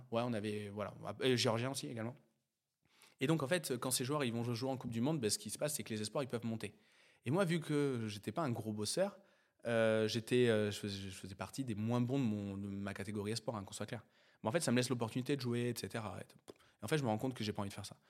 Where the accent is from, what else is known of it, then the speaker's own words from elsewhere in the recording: near Sainte-Foy-la-Grande, Gironde, Nouvelle-Aquitaine, France; je viens d'un petit bled de Gironde, euh, entre, euh, Bergerac et Bordeaux. euh, qui s'appelle Sainte-Foy-la-Grande